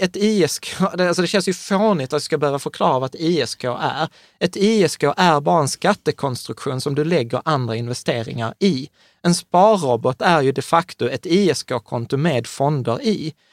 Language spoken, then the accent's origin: Swedish; Malmö, Skåne, Sweden; jag är uppväxt på Rosengård i Malmö